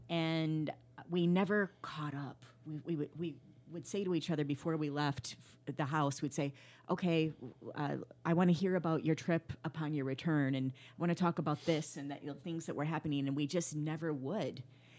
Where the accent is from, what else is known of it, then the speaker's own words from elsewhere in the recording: Flint, Michigan, United States; I'm from Flint, Michigan, born